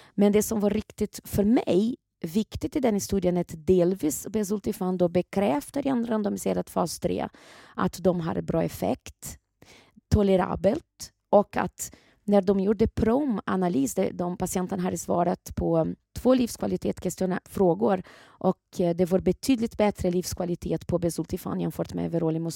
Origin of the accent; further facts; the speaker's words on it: Brazil; now in Sweden; Brasilien, där jag kommer ifrån ursprungligen